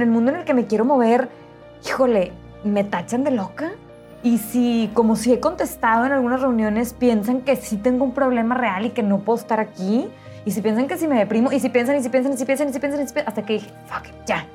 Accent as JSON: {"language": "Spanish", "town": "Monterrey", "region": "Nuevo León", "country": "Mexico", "tie": "born or raised there", "said": "Nací aquí en Monterrey, nací en La Conchita, o sea, tradicionalísimo de Monterrey"}